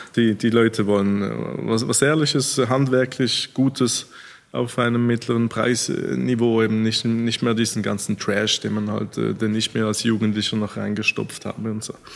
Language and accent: German; Switzerland; als Schweizer